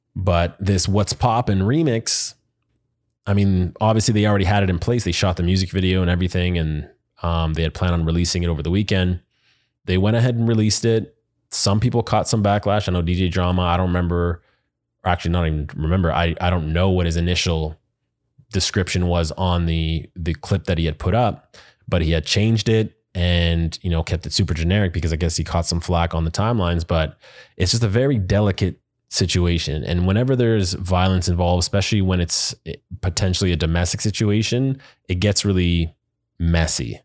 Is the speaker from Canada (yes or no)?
yes; Canada; now in United States; as a Canadian in the U S